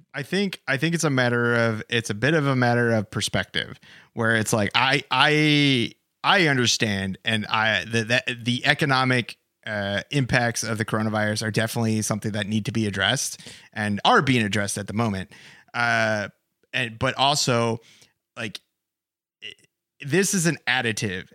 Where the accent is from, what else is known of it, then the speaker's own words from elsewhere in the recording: United States; as an American